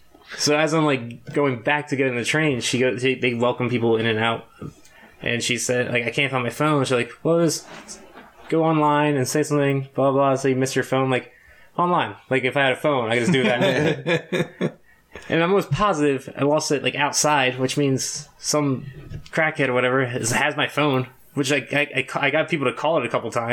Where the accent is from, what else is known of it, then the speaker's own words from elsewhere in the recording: Philadelphia, Pennsylvania, United States; "Hey, I'm from Philly. I lost my phone."